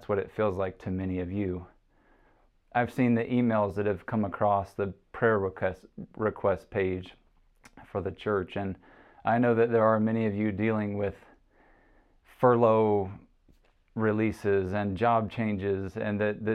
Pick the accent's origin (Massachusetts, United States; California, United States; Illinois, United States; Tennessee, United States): Tennessee, United States; Chattanooga; moved away; my hometown in Chattanooga, Tennessee